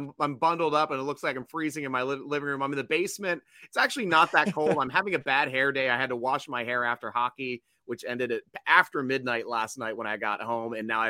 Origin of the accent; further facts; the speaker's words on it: Maryland, United States; I'm from the Maryland area.